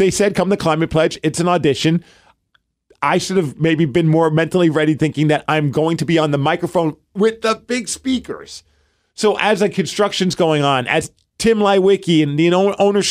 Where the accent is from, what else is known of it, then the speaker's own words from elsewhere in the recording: New York City, New York, United States; now in Seattle, United States; oh, Brooklyn.